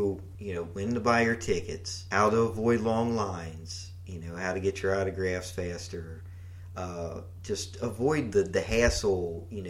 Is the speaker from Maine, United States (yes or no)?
no; Kentucky, United States; since we're from Kentucky, I look in the tri-state area.